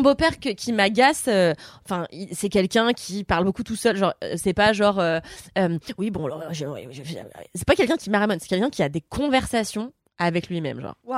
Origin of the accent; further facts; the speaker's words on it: Levallois-Perret, Île-de-France, France; je viens de Levallois